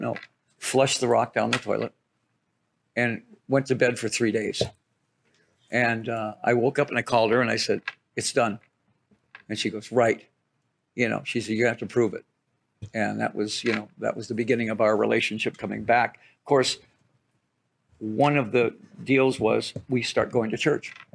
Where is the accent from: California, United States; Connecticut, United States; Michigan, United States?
Michigan, United States; Detroit; I'm from Detroit